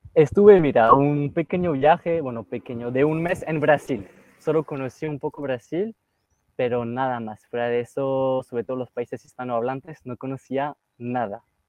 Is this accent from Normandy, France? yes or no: no; near Lille, Hauts-de-France, France; Spanish is a second language; moved away as an adult; also born or lived in Chile; Yo soy del norte, como muy cerca de Bélgica, cerca de Lille, la ciudad de Lille